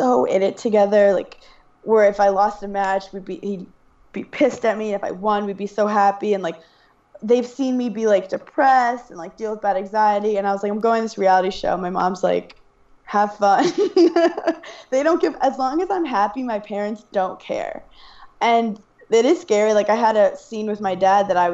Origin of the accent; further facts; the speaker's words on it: New York City, New York, United States; I'm from Brooklyn, New York.